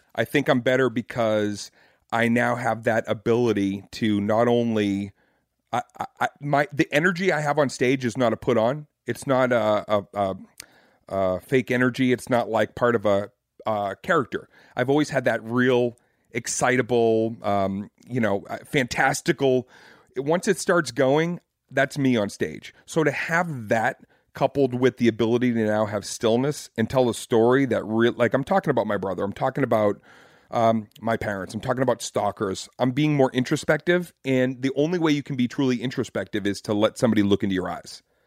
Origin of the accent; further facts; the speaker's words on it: Boston, Massachusetts, United States; I'm from Boston and I grew up basically doing my homework at Fenway Park